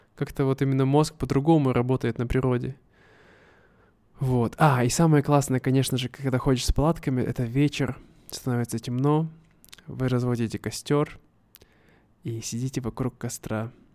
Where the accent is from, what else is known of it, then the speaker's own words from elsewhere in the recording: Siberia, Russia; moved away as an adult; now in Vietnam; когда ты живешь в Сибири, в моем родном городе